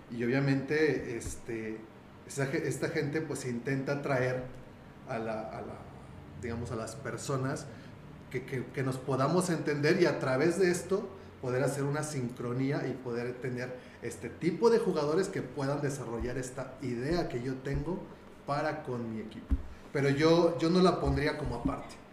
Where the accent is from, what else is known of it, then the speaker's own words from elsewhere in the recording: Mexico; como buen mexicano